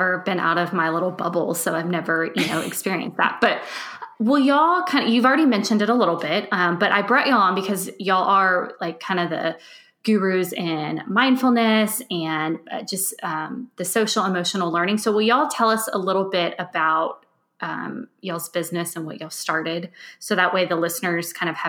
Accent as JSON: {"language": "English", "area": "near Austin/San Antonio", "region": "Texas", "country": "United States", "tie": "born or raised there", "moved": "as an adult", "lives_now": "Germany", "said": "I'm from Texas and like near the Austin, San Antonio area, if you're familiar with that at all. But I've never like lived outside of that area. So I've never experienced, now that I'm in Germany, it gets dark so early here"}